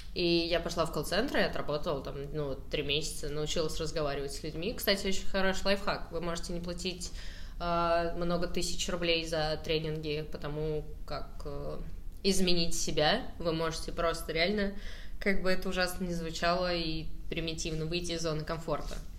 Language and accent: Russian; Saratov, Saratov Oblast, Russia; я просто из Саратова